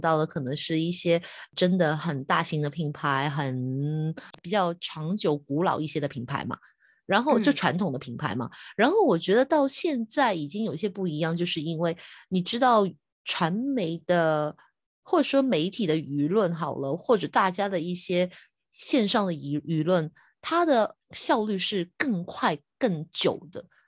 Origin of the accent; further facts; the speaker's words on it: Hong Kong; 我是香港的